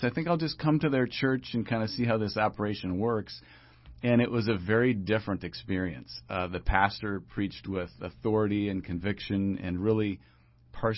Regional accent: Austin, Minnesota, United States; I grew up in Austin, Minnesota.

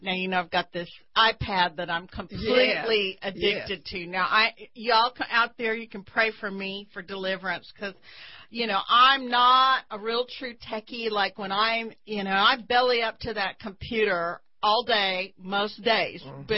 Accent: Texas, United States; as a Texan

